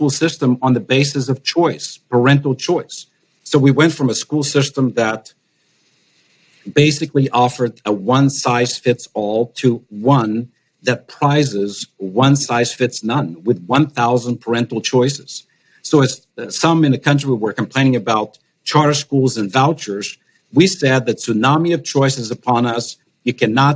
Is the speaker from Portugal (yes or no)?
yes; Portugal; now in United States; my home country of Portugal